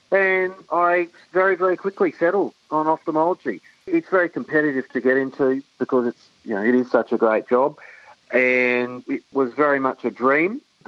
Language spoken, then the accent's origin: English; Brisbane, Queensland, Australia; I grew up in Brisbane, in the southern suburbs of Brisbane, and went to school there and then went to University of Newcastle.